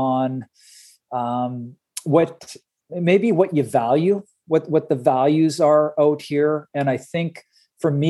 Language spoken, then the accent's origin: English; Sudbury, Ontario, Canada; moved away as an adult; now in British Columbia, Canada; I grew up in, Sudbury, Ontario, actually Coniston, just outside of Sudbury